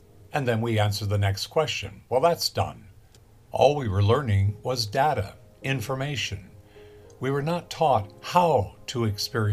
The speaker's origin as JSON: {"language": "English", "town": "Los Angeles", "region": "California", "country": "United States", "tie": "born or raised there", "said": "I grew up in Los Angeles, and in the 1950s"}